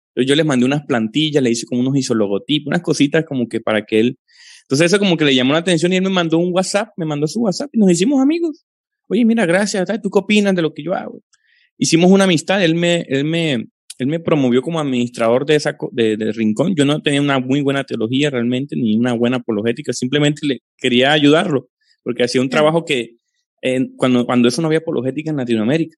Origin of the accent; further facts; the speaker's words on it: Colombia; crecí en una, en una familia con origen eh, pentecostal carismático trinitario, de esos asentamientos en Colombia eh, de hace 40, 50 años, eh, vengo de esa familia